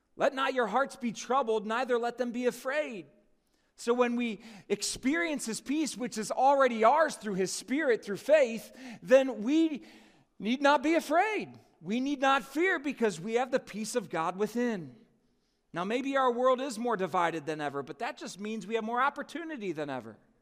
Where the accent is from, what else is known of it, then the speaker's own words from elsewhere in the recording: United States; my citizenship as an American citizen.